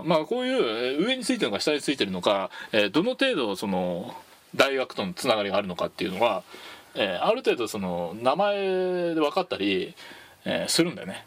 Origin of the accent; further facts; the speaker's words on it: Tochigi, Japan; 僕栃木出身